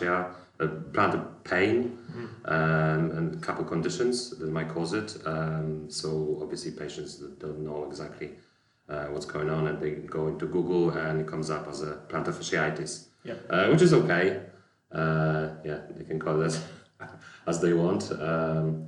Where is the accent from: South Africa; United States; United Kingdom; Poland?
Poland; moved away as an adult; I'm originally from Poland, where I graduated as a physiotherapist